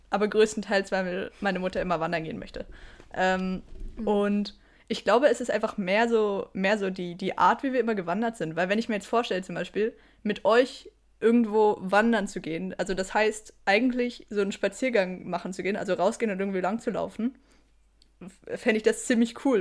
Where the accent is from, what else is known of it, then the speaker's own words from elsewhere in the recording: Germany; now in Switzerland; ich bin mega deutsch.